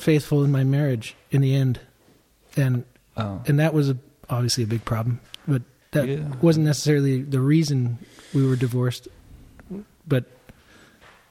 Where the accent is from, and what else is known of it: Agoura Hills, California, United States; born or raised there; also born or lived in Tarzana, San Fernando Valley